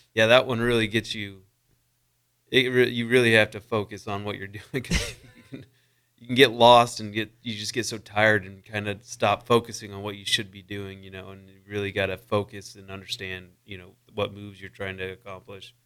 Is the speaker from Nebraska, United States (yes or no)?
yes; Wakefield, Nebraska, United States; I grew up in Wakefield, Nebraska, just, uh, two hours north of Lincoln, kind of by Wayne